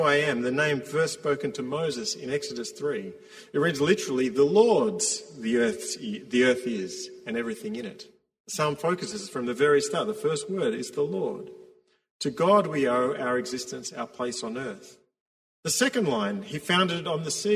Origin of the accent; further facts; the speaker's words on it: Victoria, Australia; us, Victorians